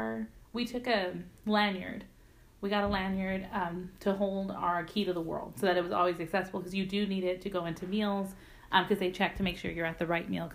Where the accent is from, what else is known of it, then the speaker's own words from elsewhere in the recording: Texas, United States; You know, we're from Texas.